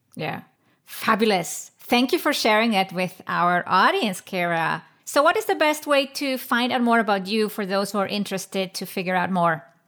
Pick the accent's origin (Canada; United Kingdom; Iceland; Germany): Iceland; I come from Iceland